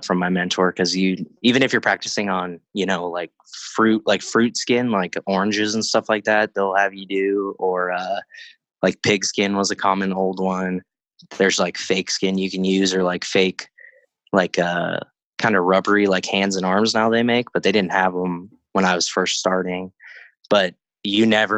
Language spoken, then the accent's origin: English; Crestline, California, United States; also born or lived in Yucaipa, California; now in Riverside, United States; I was raised in like Crestline